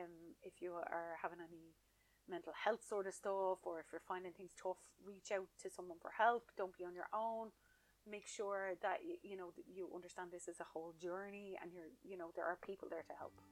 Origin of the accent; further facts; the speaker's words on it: Ireland; I'm an Irish citizen.